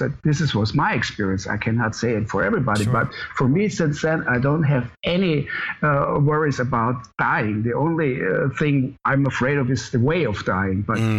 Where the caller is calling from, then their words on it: Munich, Bavaria, Germany; I'm calling from Munich, the south part of Germany.